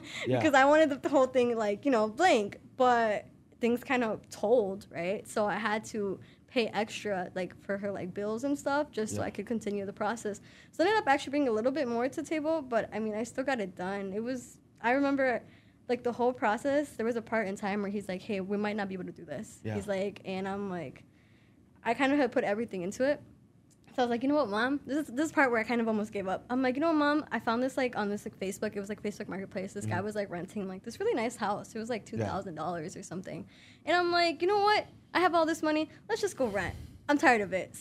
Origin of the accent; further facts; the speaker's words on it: Chicago, Illinois, United States; also born or lived in Palos; I'm here. I'm local. I'm from Chicago, but I was moving like honestly everywhere